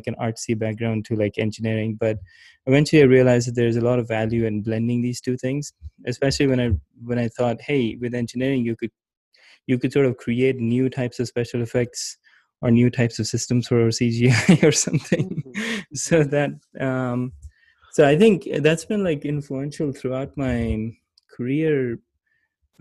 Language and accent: English; Pakistan; moved away as an adult; also born or lived in Gilgit; now in United States; my childhood was mostly in growing up in Pakistan. But I went to the US for college